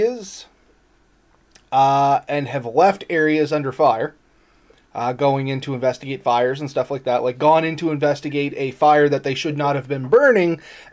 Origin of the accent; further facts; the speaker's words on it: Canada; as a Canadian